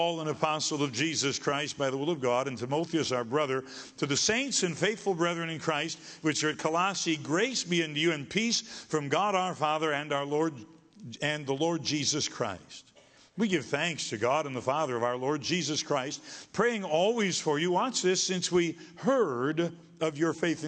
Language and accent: English; Michigan, United States; I was from Michigan